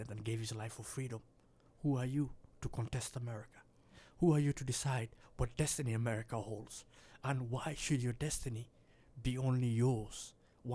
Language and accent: English; Minnesota, United States; I'm from Minnesota.